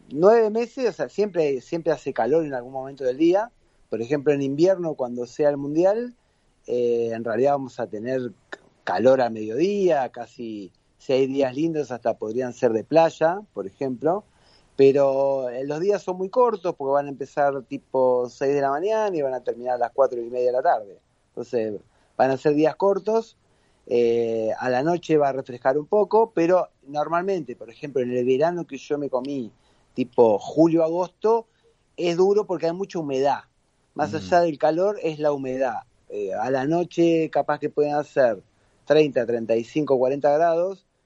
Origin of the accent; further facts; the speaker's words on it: Argentina; now in Qatar; Salí el 25 de abril de Argentina, llegué el 3 de mayo.